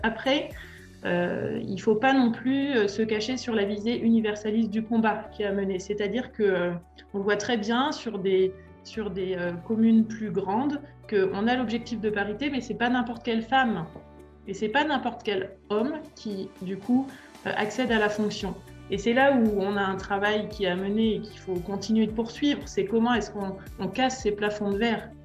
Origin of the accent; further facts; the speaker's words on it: Annemasse, Auvergne-Rhône-Alpes, France; moved away as an adult; also born or lived in Lyon / Paris; now in Châtel-en-Trièves, France; Je suis originaire d'Annemasse, en Haute-Savoie